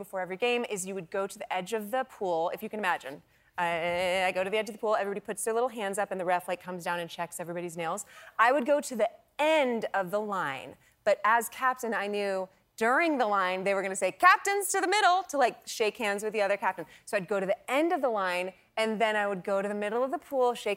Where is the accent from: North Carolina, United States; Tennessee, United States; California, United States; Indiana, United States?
California, United States; I grew up in California